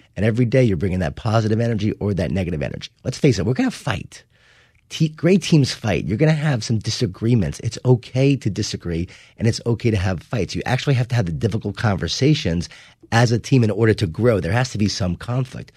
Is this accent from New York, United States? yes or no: yes; Long Island, New York, United States; I grew up in Long Island, New York